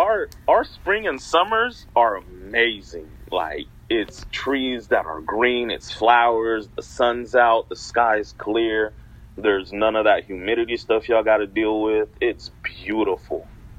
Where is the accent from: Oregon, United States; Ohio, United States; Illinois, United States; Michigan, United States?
Oregon, United States; Portland; So, like, growing up in Portland, you don't see a lot of people from, like, different places.